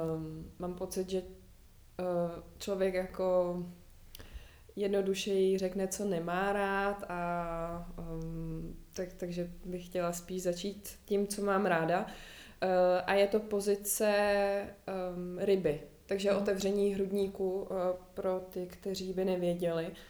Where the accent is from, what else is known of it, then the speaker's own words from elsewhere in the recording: Prague, Czechia; jsem zvyklá žít ve městě, narodila jsem se v Praze